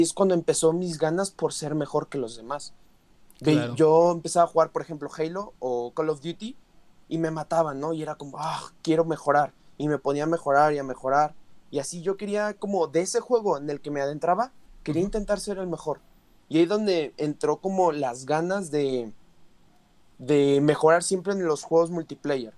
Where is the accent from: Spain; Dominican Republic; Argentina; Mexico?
Mexico; Mexico City; los dos somos de la Ciudad de México